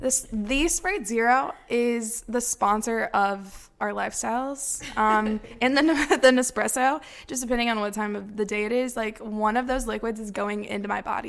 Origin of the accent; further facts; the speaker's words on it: Quincy, Illinois, United States; moved away as an adult; I am from Quincy, Illinois, which is a tiny little town.